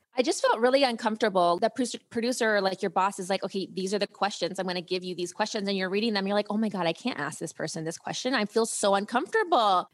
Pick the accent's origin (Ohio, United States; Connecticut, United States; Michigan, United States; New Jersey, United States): Ohio, United States; also born or lived in Europe; I grew up in Ohio